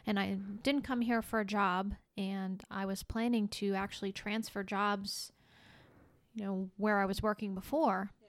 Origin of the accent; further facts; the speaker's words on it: Rhode Island, United States; moved away as an adult; now in Florida, United States; I grew up in Rhode Island and spent the first thirty-five years of my life there